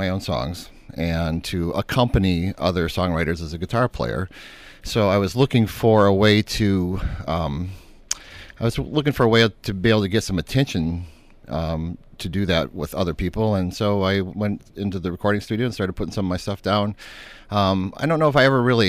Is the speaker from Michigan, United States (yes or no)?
yes; Breckenridge, Michigan, United States; I grew up in a little town called Breckenridge, which is, I guess that would be about 30 miles or so west of Saginaw.